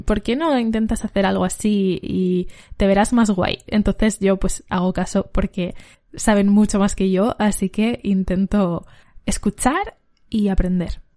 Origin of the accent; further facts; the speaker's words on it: Valencia, Valencian Community, Spain; soy una cantante de Valencia